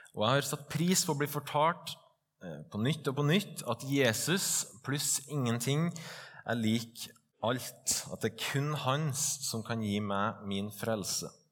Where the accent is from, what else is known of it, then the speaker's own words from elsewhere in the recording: Trøndelag, Norway; also born or lived in Stovner, Oslo; now in Oslo, Norway; Jeg er en stolt trønder, stolt bondesønn og stolt ektemann